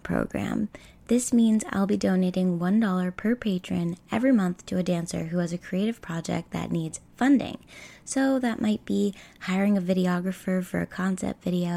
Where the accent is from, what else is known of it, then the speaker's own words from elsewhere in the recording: United States; accent: American; in my American accent